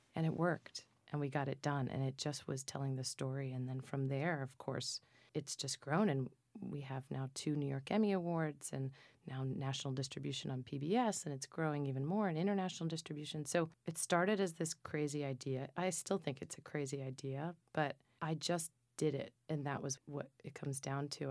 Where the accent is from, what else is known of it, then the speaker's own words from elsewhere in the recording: Minturno, Lazio, Italy; my hometown in southern Italy in Minturno